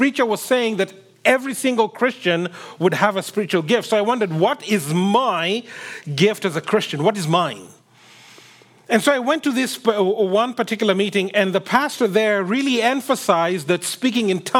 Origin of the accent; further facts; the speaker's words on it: Kenya; I come from Kenya, and where I come from, people like being said hi